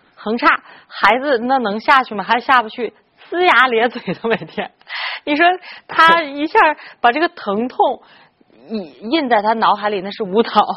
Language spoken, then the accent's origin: Chinese; China; 我们中国人